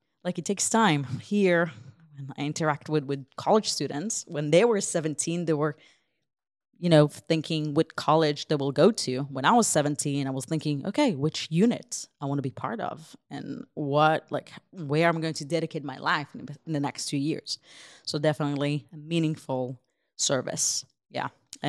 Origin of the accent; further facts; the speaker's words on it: Ukraine; So I grew up in Ukraine as a perfect Ukrainian girl with no kind of Jewish identity or knowledge about that.